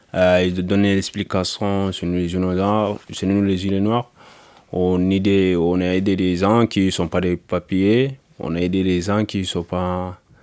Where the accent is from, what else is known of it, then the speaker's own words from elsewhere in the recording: Mali; moved away as an adult; now in France; je viens du Mali. Euh, j'ai arrivé en France en 2019